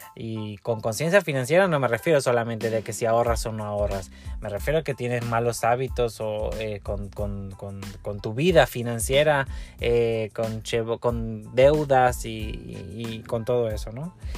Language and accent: Spanish; Argentina; now in Mexico; Argentina, mi país